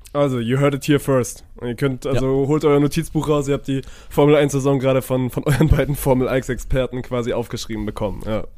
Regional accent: Germany; als Deutscher

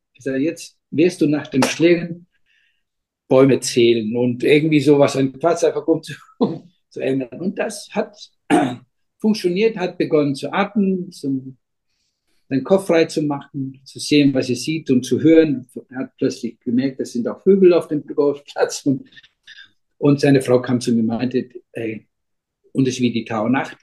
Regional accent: Iceland; German is a second language; also born or lived in Berlin, Germany; ich bin aufgewachsen, ähm, äh, wir sind hier alle aufgewachsen am Meer

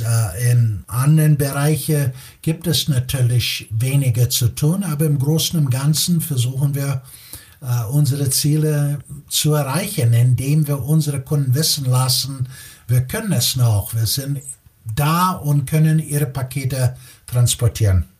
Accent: Chicago, Illinois, United States; German is a second language; moved away as an adult; also born or lived in Munich, Germany / Italy / Spain / Belgium; now in Germany; Ich bin, äh, wie man wahrscheinlich schon hört, gebürtiger Amerikaner, komme aus Chicago.

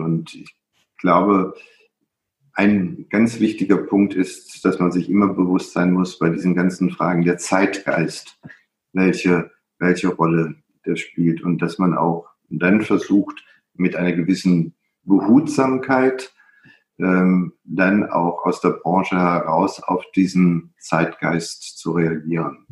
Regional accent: Middle Rhine, Germany; ich habe ein Buch über den Mittelrhein geschrieben, meine, äh, meine Heimat.

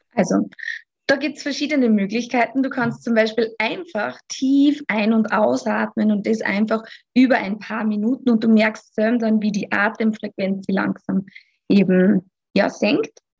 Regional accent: Austria; Ich komme aus dem wunderschönen Österreich

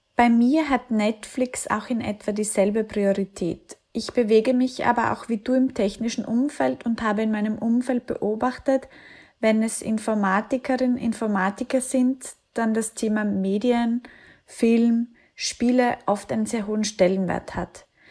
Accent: Austria; Ich komme aus einem kleinen Dorf in Österreich

